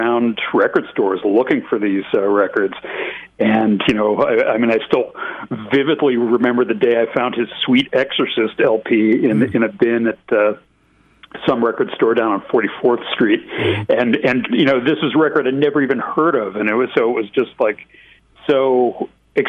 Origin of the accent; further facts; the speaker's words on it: Chicago, Illinois, United States; I grew up in Chicago